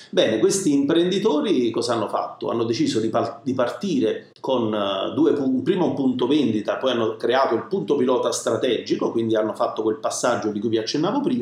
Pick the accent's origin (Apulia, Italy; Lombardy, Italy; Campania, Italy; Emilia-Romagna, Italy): Campania, Italy; Naples; parlo della mia campagna perché ovviamente sono napoletano, che è la mozzarella di bufala.